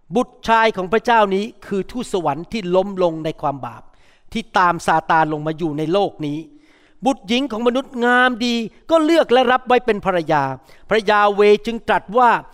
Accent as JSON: {"language": "Thai", "country": "United States", "said": "ผมเป็นคนอเมริกัน หน้าตาผมเป็นคนจีน แต่ว่าโดยตำแหน่งผมเป็นคนอเมริกัน"}